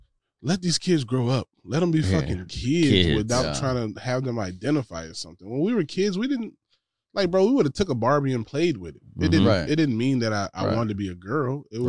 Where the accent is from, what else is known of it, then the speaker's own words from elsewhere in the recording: Georgia, United States; I was raised in Georgia.